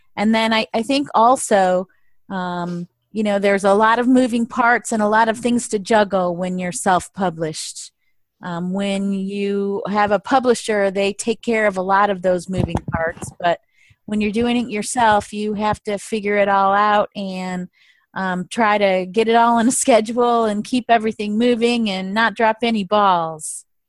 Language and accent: English; Michigan, United States; moved away as an adult; also born or lived in the South / East Coast; I was born and raised in Michigan